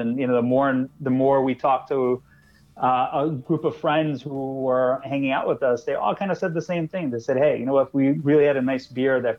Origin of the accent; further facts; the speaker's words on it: New York City, New York, United States; moved away as an adult; now in New Jersey, United States; I am a born and raised New Yorker. I grew up in Queens.